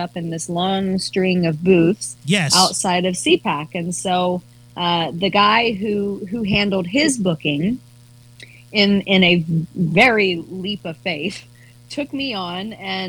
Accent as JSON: {"language": "English", "town": "Hoover", "region": "Alabama", "country": "United States", "tie": "born or raised there", "also_born_or_lived": "Auburn, Alabama", "moved": "as an adult", "lives_now": "Los Angeles, United States", "said": "I grew up in Hoover, which is a little suburb outside of Birmingham"}